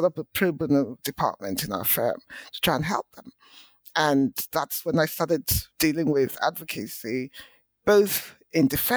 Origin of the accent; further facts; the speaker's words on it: Port Harcourt, Rivers State, Nigeria; moved away as an adult; also born or lived in Lagos, Nigeria / England; I was born in Nigeria in the 60s, went to school in Nigeria. All of my early education was in Port Harcourt, which is in the southern part of the country